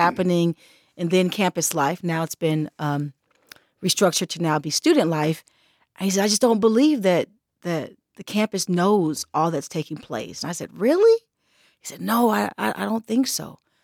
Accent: Los Angeles, California, United States; I hail from Los Angeles, California

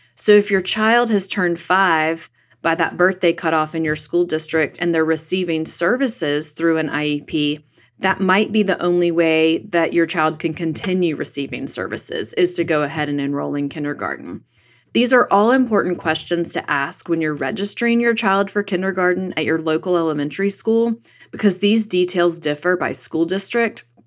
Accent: North Carolina, United States; In my home state of North Carolina

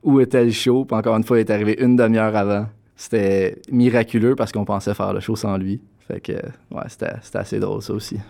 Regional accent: Gatineau, Quebec, Canada; moved away as an adult; now in Toronto, Canada; je viens de Gatineau, Québec, mais j'habite à Toronto depuis 2013

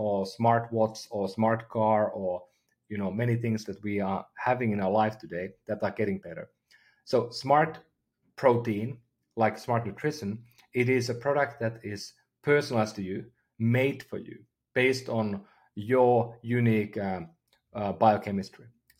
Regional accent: Finland; moved away as an adult; now in United States; I'm from Finland originally, been living in the Bay Area for the last 15 years.

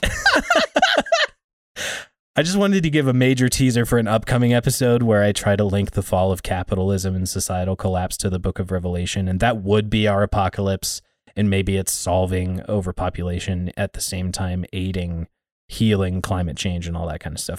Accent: United States; us being American

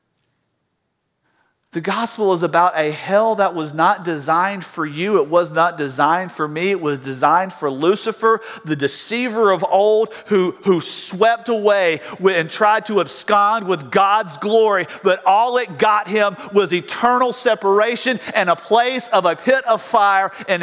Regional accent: South Georgia, United States; I grew up in South Georgia

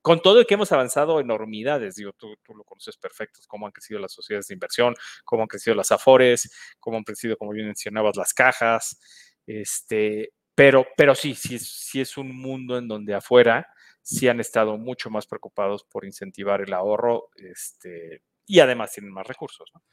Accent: Mexico

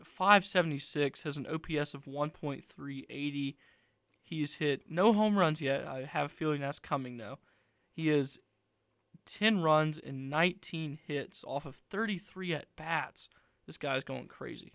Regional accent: Helena, Alabama, United States; the same graduating class as I was from Helena in twenty twenty-one.

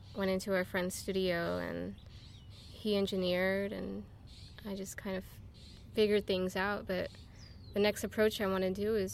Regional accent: Los Angeles, California, United States; Herman, which is right over here, where I grew up, actually.

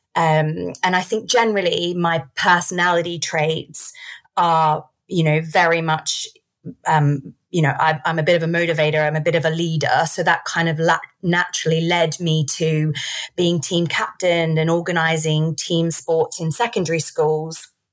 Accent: Australia; I grew up in Australia.

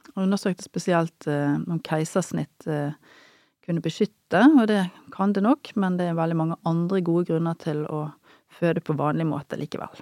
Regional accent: Bergen, Vestland, Norway; moved away as an adult; also born or lived in Trondheim / Northern Norway / United States / Levanger; jeg er jo bergenser av opprinnelse, da, som du hører, og jobber jo nå i Bergen. Jeg har vokst opp på Nordnes

